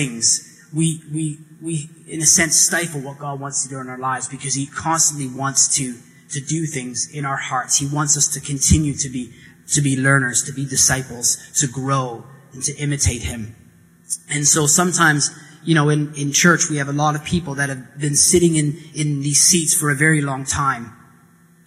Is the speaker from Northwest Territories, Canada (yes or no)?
yes; Hay River, Northwest Territories, Canada; moved away; I grew up in the Northwest Territories in Northern Canada